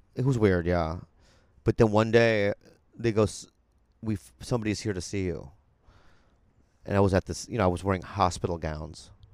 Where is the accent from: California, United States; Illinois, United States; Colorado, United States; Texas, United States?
California, United States; San Diego; I grew up in San Diego